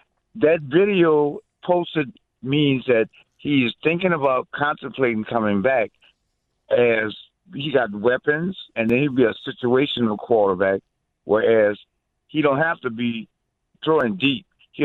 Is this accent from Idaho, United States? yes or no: no; New Orleans, Louisiana, United States; I'm from New Orleans. You dig?